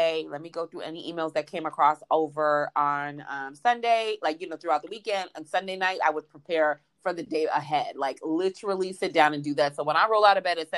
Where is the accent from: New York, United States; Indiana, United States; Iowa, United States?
New York, United States; moved away as an adult; now in Georgia, United States; as a New Yorker